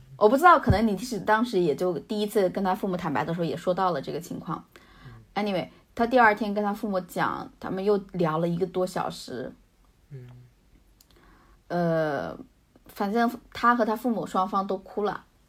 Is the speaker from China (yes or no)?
yes; Hunan–Jiangxi border area, China; moved away as an adult; now in United States; 我老家在相干交界的地方